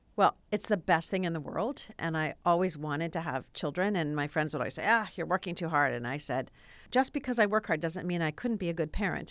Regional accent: Los Angeles, California, United States; I was born and raised in the San Fernando Valley

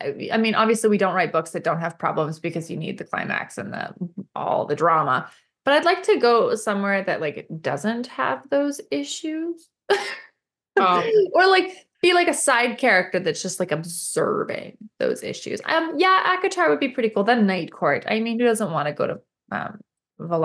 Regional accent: Canada; I'm Canadian

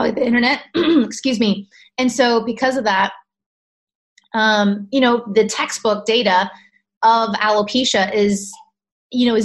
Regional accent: California, United States; I'm originally from California, so I saw doctors in California

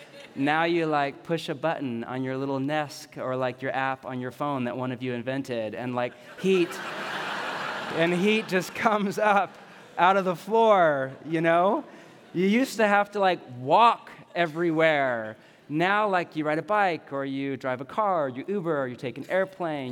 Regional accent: San Jose, California, United States; also born or lived in Los Gatos, California; I was born in Los Gatos, and we grew up in the San Jose area

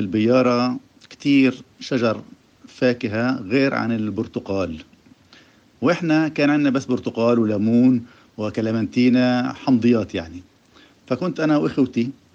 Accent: Jaffa, Tel Aviv District, Israel; من يافا إيه، في هاي اللحظة الحقيقة أنا قاعد في البلكونة في حي العجمة في بيتي

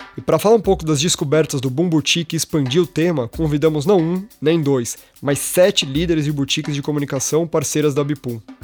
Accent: São Paulo, Brazil; eu que sou nascido e criado em São Paulo

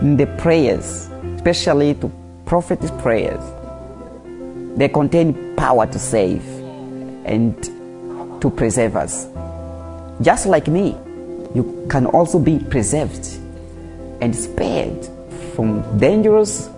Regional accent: Mozambique; English is a second language; from Mozambique, a pastor in First Love Church, Mozambique. Mozambique is a Portuguese-speaking country.

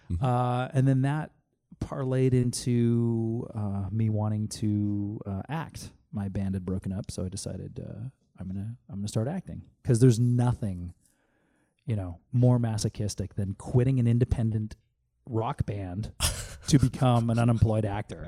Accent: Canada; moved away as an adult; also born or lived in Calgary, Canada; now in California, United States; I am Canadian, and this was when I lived in Calgary.

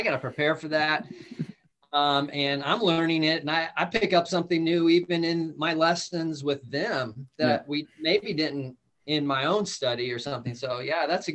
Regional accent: Calabasas, California, United States; moved away; I grew up in Southern California. Went to Calabasas High School

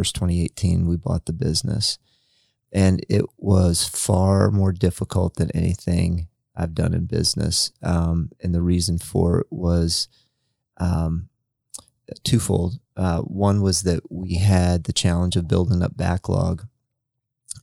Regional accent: Freeport, Illinois, United States; moved away as an adult; now in Marion, United States; my hometown is a town that's almost identical to Marion, Indiana. It's called Freeport, Illinois.

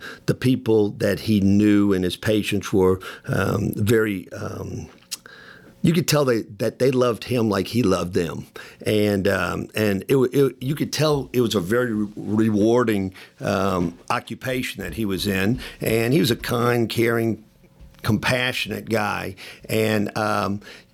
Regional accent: New Orleans, Louisiana, United States; moved away as an adult; also born or lived in Birmingham, Alabama / Memphis, Tennessee; I'm from New Orleans and ended up going to high school, a Jesuit high school in New Orleans

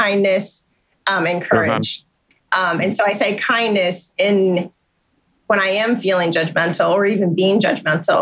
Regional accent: Chicago, Illinois, United States; moved away as an adult; also born or lived in Ohio; now in Philadelphia, United States; I was born and raised in Chicago, Illinois

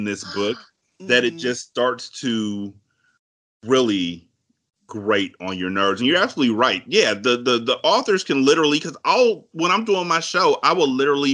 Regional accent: California, United States; I'm from Cali and my family's up in Washington

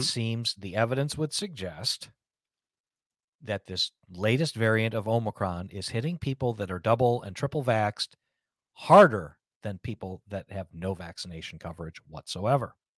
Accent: United States

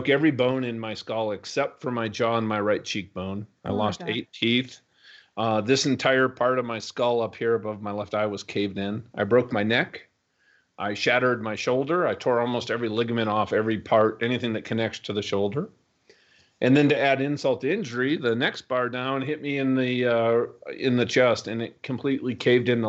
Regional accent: Minnesota, United States; I grew up in Minnesota

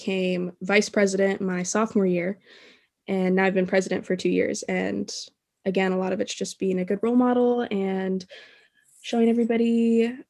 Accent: Davenport, Iowa, United States; also born or lived in Blue Grass, Iowa; when I was like 9 years old, I moved into town from Bluegrass

